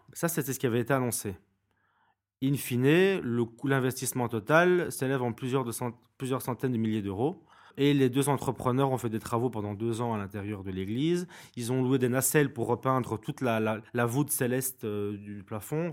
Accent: Binche, Wallonia, Belgium; Je suis de Binche, donc j'ai grandi à Binche

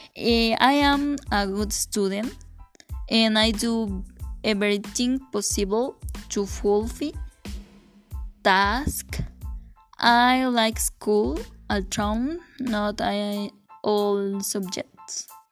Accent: Santo Domingo Teojomulco, Oaxaca, Mexico; I was born in December 6, 2001, in a clinic located in the Oaxaca city

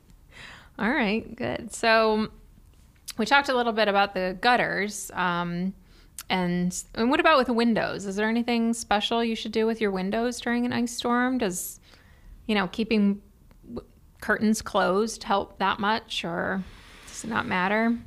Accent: Cleveland, Ohio, United States; moved away; I'm from Cleveland, so I already feel like I live in the South

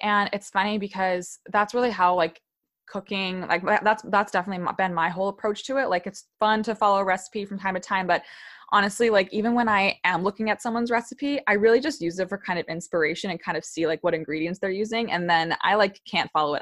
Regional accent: Wellesley, Massachusetts, United States; moved away as an adult; also born or lived in New York / Virginia; my hometown of Wellesley, Massachusetts, like a few, like twenty, twenty to forty minutes outside Boston

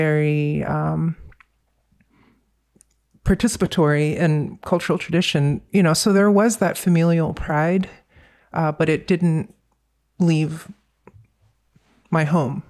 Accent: Virginia, United States; also born or lived in North Carolina; growing up in Virginia, especially at that time, it was mid-80s, early 90s

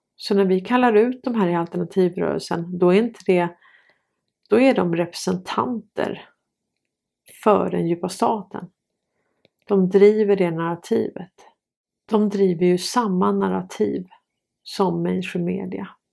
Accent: Sweden; Vi är svenskar

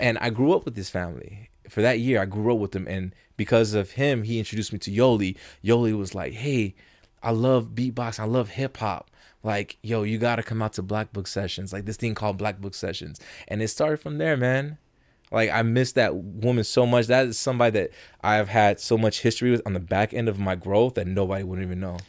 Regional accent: Las Vegas, Nevada, United States; also born or lived in South Bronx, New York; I was raised in New, in, in, not in New York, in Vegas

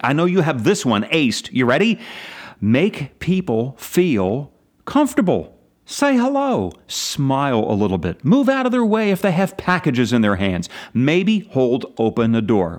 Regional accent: Pennsylvania, United States; my home state

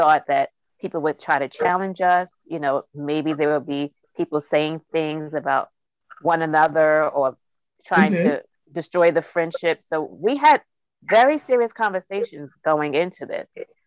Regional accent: Jersey City, New Jersey, United States; also born or lived in New York City; We were born and raised in Jersey City, and Jersey City, which is a snatch away from New York

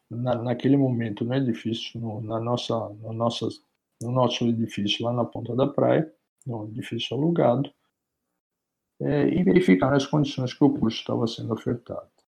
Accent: Santos, São Paulo, Brazil; also born or lived in United States / Germany; eu sou santista, nasci em Santos minha família toda é de Santos

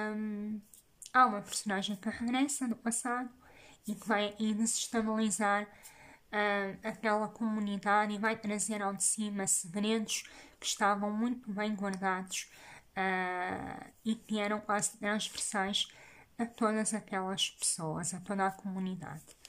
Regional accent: Portugal; moved away as an adult; eu também cresci numa aldeia, uh, numa aldeia entre o rio e a serra

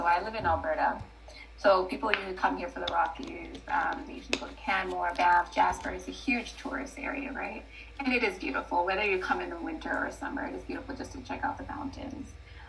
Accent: Kenya; born there; moved away; But the way I got up here is I was born back home in Kenya, and my dad came here first as a teaching assistant, I believe, in one of the universities, and we just followed a few years later.

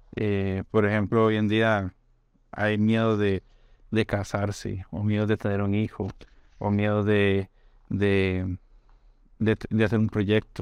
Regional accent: Costa Rica; moved away as an adult; also born or lived in Brazil / Spain; los dos somos de Costa Rica

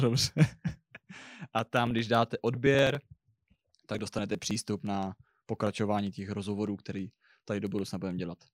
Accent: Brno, South Moravian Region, Czechia; já jsem Brňák.

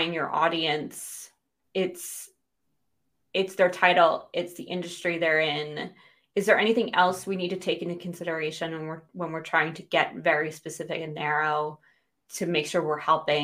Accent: United States; moved away as an adult; now in United Kingdom; I'm American but living in the UK

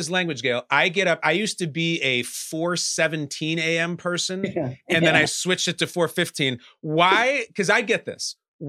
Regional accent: Westchester, New York, United States; I come from Westchester. So I have a fair amount of time.

